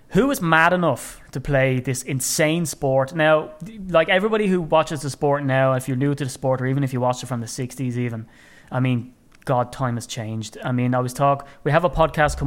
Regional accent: Ireland; as an Irishman, and I like to wax lyrical about being Irish

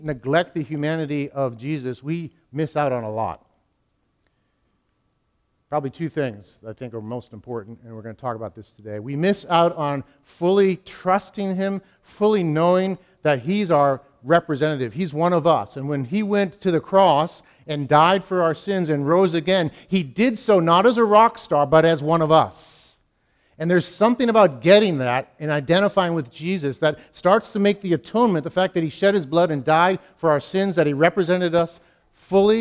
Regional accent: New England, United States; I'm from New England

